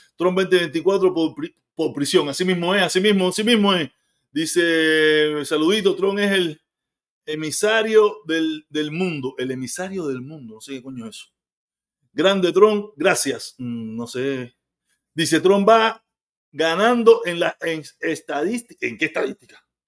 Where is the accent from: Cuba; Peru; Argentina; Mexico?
Cuba; moved away; Yo soy cubano, yo nací en Cuba